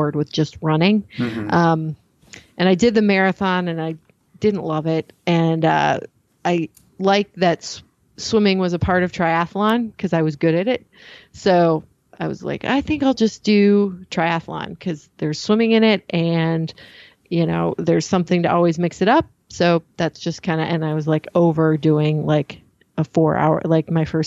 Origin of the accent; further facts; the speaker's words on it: Michigan, United States; moved away as an adult; also born or lived in Chicago; now in Napa, United States; I grew up in Michigan